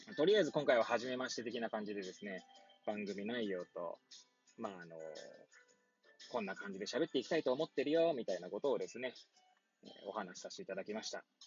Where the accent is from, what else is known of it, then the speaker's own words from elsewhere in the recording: Hachioji, Tokyo, Japan; moved away as an adult; now in Kamaishi, Japan; 八王子生まれ、八王子育ち